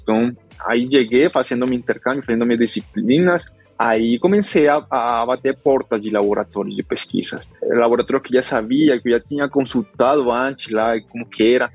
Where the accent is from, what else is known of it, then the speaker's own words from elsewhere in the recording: northern Colombia, Colombia; Portuguese is a second language; moved away as an adult; also born or lived in Medellín / São Paulo, Brazil; now in Brazil; eu sou da Colômbia, parte norte da Colômbia, eh, eu nasci no interior, no estado da Colômbia